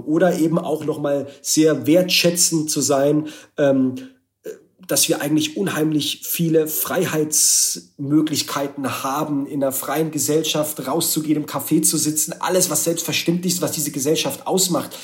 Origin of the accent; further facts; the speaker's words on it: Baden-Württemberg, Germany; ich komme ja aus dem Ländler, aus Baden-Württemberg